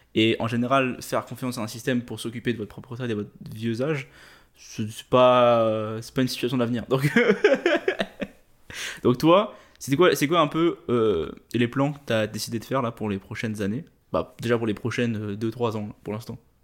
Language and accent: French; Réunion; moved away as an adult; also born or lived in Quebec; je viens de l'île de la Réunion